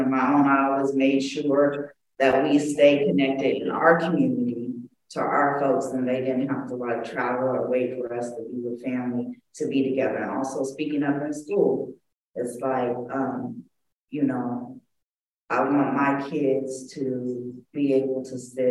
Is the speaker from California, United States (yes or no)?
yes; Los Angeles, California, United States; also born or lived in Oakland; I grew up in Los Angeles. I went to school here, elementary all the way to high school